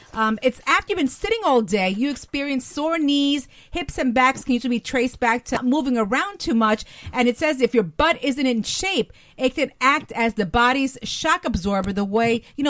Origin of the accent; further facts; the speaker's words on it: New Jersey, United States; I was born and raised in New Jersey.